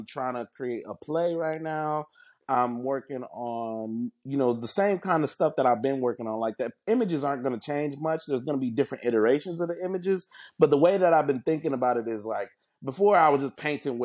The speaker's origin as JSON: {"language": "English", "area": "next to Lake Michigan", "region": "Midwest", "country": "United States", "tie": "born or raised there", "said": "I grew up in the Midwest and next to Lake Michigan."}